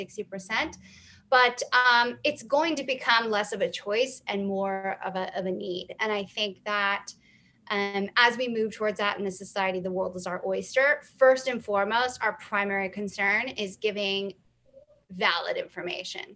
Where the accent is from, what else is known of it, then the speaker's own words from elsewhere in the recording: the South, United States; I'm from the South